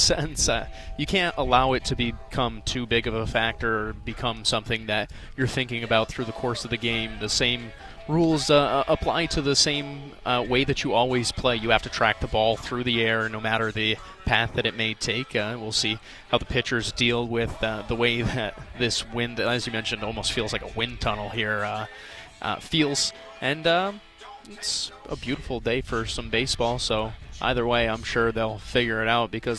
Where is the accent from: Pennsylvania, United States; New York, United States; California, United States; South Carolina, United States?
New York, United States; moved away; I'm from New York